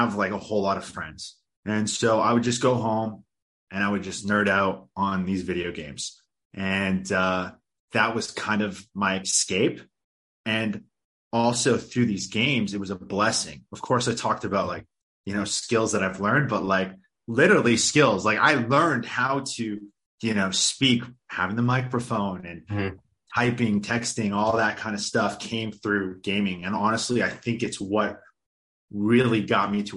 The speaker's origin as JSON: {"language": "English", "area": "suburban area outside of Vancouver", "region": "British Columbia", "country": "Canada", "tie": "born or raised there", "said": "I grew up in a kind of like a suburban area outside of Vancouver."}